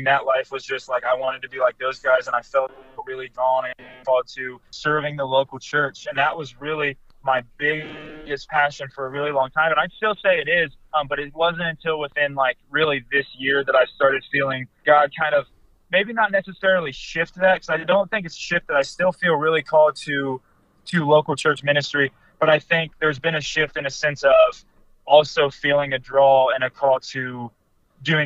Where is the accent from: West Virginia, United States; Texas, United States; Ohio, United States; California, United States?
Ohio, United States; now in Michigan, United States; I'm not home right now here in Michigan. I'm from Ohio.